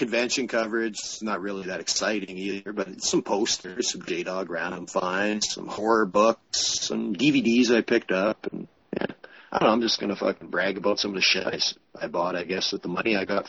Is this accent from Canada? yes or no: yes; Canada; I'm Canadian